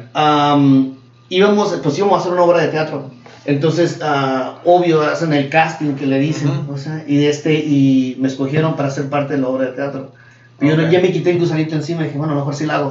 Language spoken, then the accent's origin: Spanish; Mexico; now in United States; venimos de Escuela de México